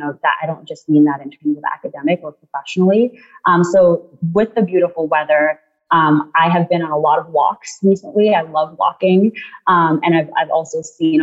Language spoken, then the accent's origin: English; New York City, New York, United States; moved away as an adult; also born or lived in Guyana; now in Charlottesville, United States; My family and I moved to the United States when I was 3 years old, and we moved to Queens, New York, which is where I lived for the last 25 years.